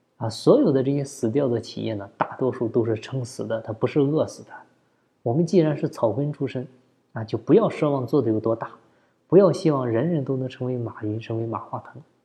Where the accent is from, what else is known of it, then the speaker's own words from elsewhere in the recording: China; 我们中国人都喜欢讲情谊